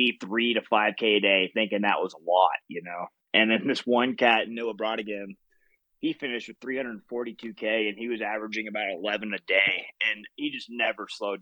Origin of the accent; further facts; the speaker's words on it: Dallas, Texas, United States; accent: southern twang; now in Breckenridge, United States; Originally, I'm from Dallas, Texas.